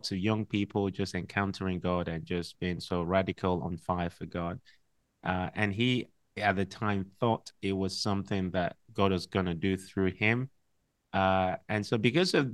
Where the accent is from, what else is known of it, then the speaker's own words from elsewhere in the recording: Liberia; born there; also born or lived in Nigeria; I was born in Liberia, and that's because my dad was a missionary to Liberia, and was a missionary to Ghana.